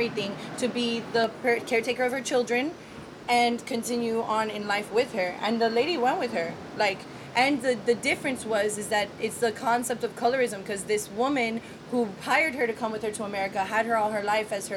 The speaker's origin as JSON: {"language": "English", "town": "Miami", "region": "Florida", "country": "United States", "tie": "born or raised there", "said": "I was brought up on Key Biscayne"}